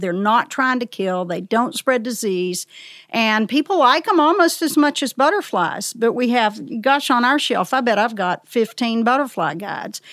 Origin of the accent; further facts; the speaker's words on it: the South, United States; also born or lived in Elkmont, Tennessee; As a child in the South